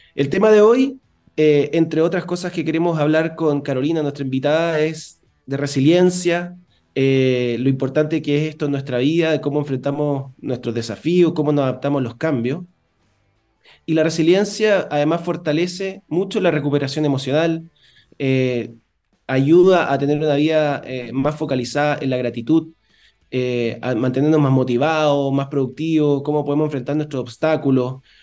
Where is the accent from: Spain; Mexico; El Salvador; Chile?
Chile